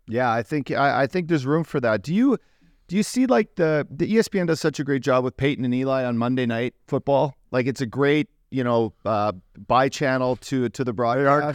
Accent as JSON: {"language": "English", "town": "Fort McMurray", "region": "Alberta", "country": "Canada", "tie": "born or raised there", "said": "my hometown Fort Mac"}